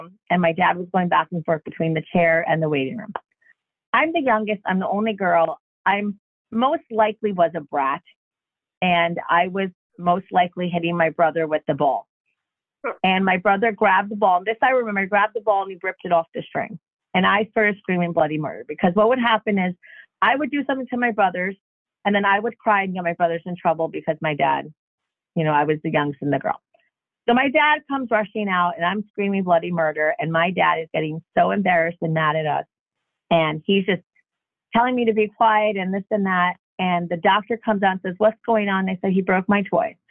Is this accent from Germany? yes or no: no; Jackson, New Jersey, United States; I grew up in Jackson, New Jersey, which is a very small town, especially when we moved there